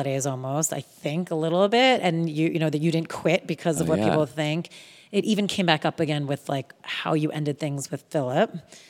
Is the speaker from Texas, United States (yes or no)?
yes; Texas, United States; born there; But I thought it must be because I was born in Texas.